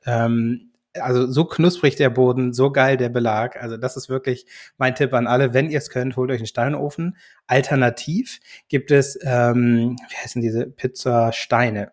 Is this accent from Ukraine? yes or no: no; Germany; also born or lived in United States; gebürtig aus den USA, bin aber als Kind schon nach Deutschland gekommen